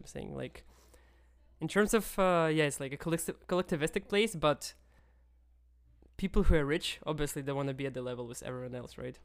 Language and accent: English; Kyiv, Ukraine; moved away; I'm from Kiev, which is one of the oldest Slavic cities